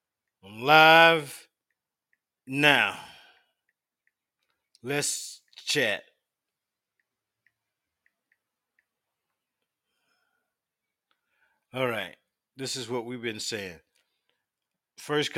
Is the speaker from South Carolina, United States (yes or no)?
yes; Union County, South Carolina, United States; a small town called Leeds. It's in South Carolina. And we were raised in Union County